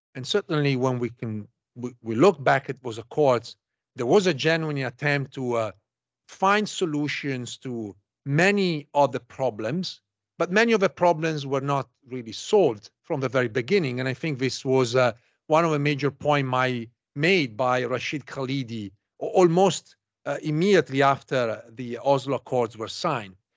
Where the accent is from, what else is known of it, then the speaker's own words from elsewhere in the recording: Italy; now in United States; I'm originally from Italy.